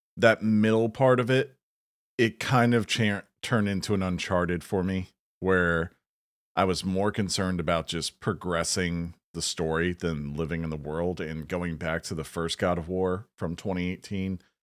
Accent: the South, United States; as a Southerner

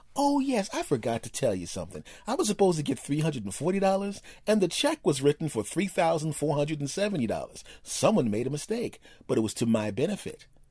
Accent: East Coast, United States; I was born on the East Coast, and I tend to speak quickly

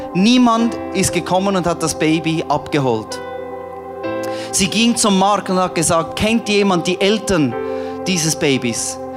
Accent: Switzerland; moved away as an adult; also born or lived in Cambodia; als Schweizer in Kambodscha

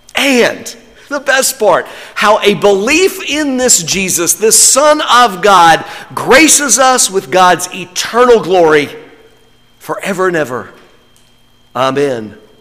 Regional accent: North Carolina, United States; I'm from North Carolina

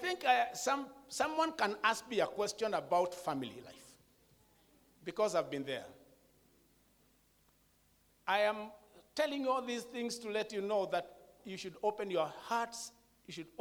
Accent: Kenya; I'm from a Kikuyu tribe in Kenya

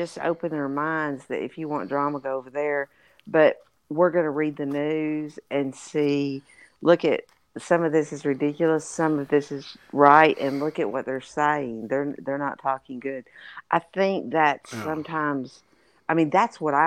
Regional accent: Texas, United States; I'm from Texas.

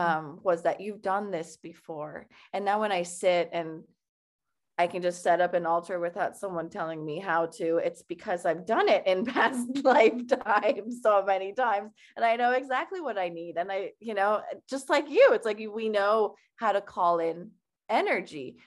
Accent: Iran; moved away; growing up in Iran

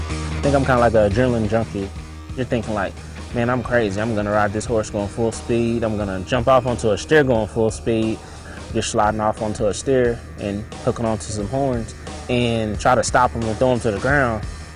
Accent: Oklahoma City, Oklahoma, United States; I'm from Oklahoma City, Oklahoma.

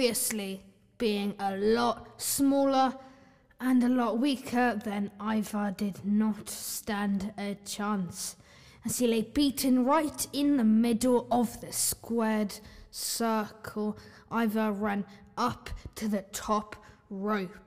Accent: Ireland; I'm Irish

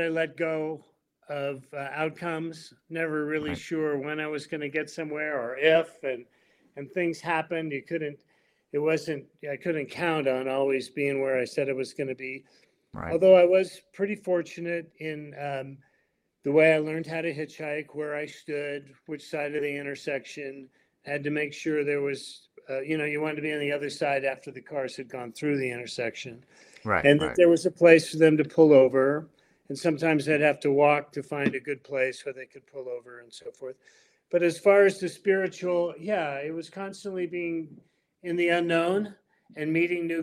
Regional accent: the Bay Area, California, United States; I grew up in the Bay Area.

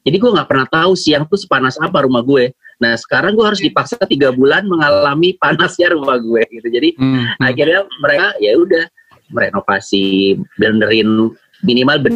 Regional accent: Surabaya, East Java, Indonesia; yang kan gue dari Surabaya ya sekolahnya. Jadi salah satu sekolah uh, favorit gitulah di namanya SMA Kompleks.

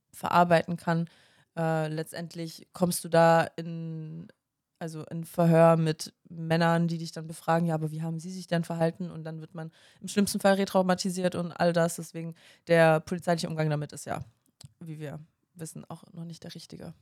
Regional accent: Ulm, Baden-Württemberg, Germany; ich komme aus Ulm

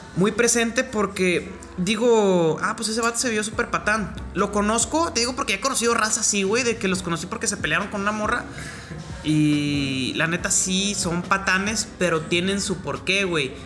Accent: Mexico; me gusta mi acento, me gusta ser mexicano

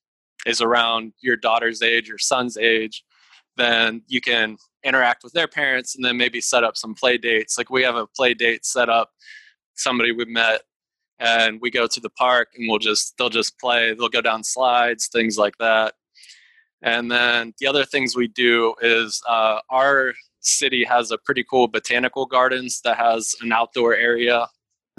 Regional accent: Pittsburgh, Pennsylvania, United States; now in Virginia, United States; I'm originally from Pittsburgh, Pennsylvania, so I'm used to lots of snow.

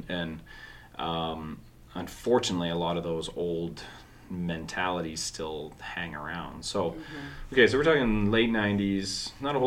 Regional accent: Orangeville, Ontario, Canada; I remember growing up in Orangeville

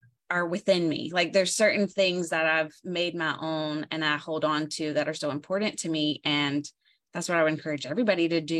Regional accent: the South, United States; accent: Southern twang; I'm from the South. You can tell from my accent. Like, I have the twang. Like, think deep, deep South

